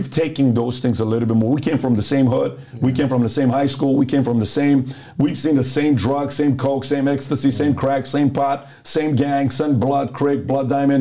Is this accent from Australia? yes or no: no; Iran; also born or lived in Los Angeles, California; now in United States; So I grew up in Iran. We got bombed on.